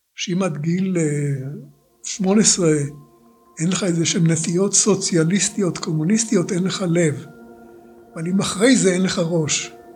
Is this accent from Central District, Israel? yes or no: yes; Rishon LeZion, Central District, Israel; also born or lived in Tel Aviv; נולדתי ב-15 לספטמבר 1936 בתל אביב. אה, זמן קצר לאחר הולדתי הוריי עברו לגור בראשון, ולכן ילדותי עברה עליי בראשון לציון